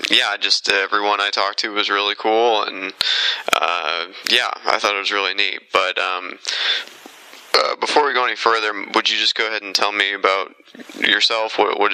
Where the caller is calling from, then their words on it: United States; Well, I'm calling from America